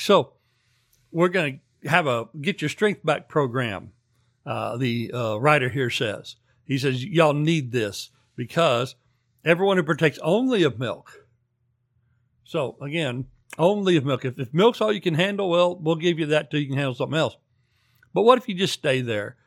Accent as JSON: {"language": "English", "country": "United States", "also_born_or_lived": "former Soviet Union", "moved": "yes", "said": "as an American"}